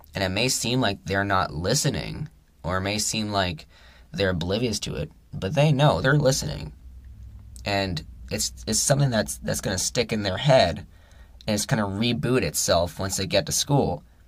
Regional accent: Canada; We're we're all Canadian

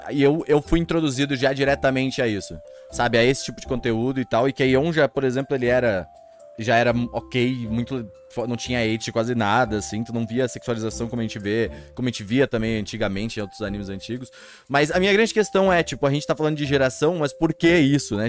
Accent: Brazil; eu não sou de São Paulo, não sou do, dos grandes centros, sabe? Tipo, eu sou bem do interior, na verdade

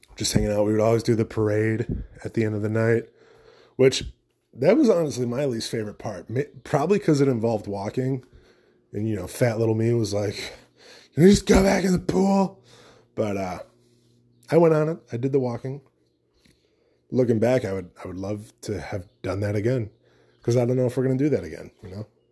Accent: United States; As an American

